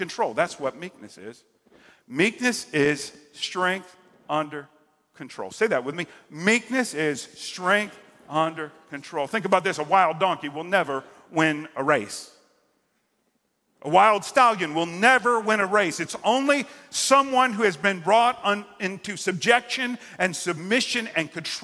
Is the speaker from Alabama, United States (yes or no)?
no; Central and South Florida, United States; that's kind of my neck of the woods growing up in Central and South Florida